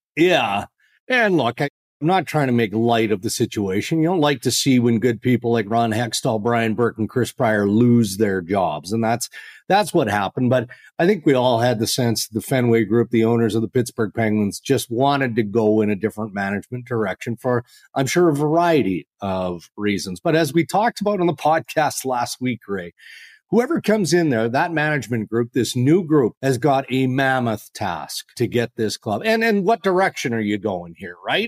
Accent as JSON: {"language": "English", "country": "Canada", "said": "as a Canadian"}